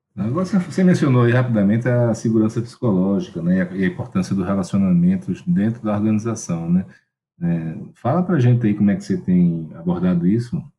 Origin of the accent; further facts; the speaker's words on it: Maceió, Alagoas, Brazil; eu sou de Maceió, né? E lá em Alagoas